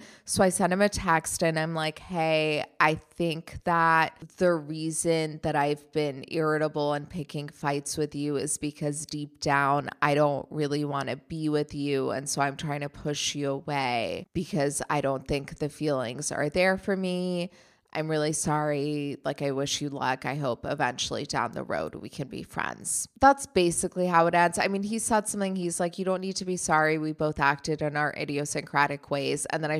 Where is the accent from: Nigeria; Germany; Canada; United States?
Germany; You know, even though he grew up in Germany, I grew up in Germany, and we have that in common. At the same time, I am very much American.